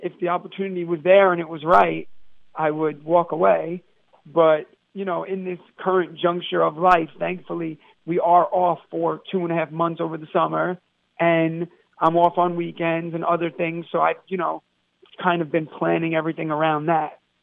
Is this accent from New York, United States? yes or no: yes; New York City, New York, United States; I'm from Brooklyn, New York